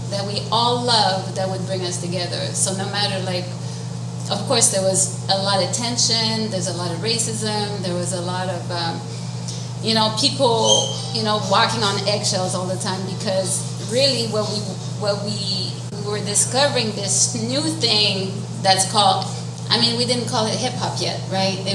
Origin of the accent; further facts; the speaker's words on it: Montreal, Quebec, Canada; I was born and raised in Montreal North, and Montreal North, as you know, in the late 70s. I'm like I was born in 71